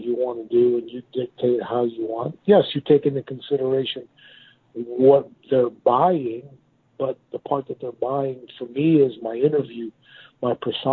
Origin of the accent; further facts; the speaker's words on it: Miami, Florida, United States; my hometown of Miami